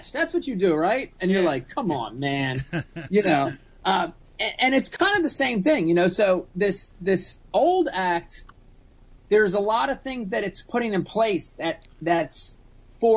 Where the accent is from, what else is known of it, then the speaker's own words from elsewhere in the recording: Runnemede, New Jersey, United States; growing up in Runnymede with a bunch of derelicts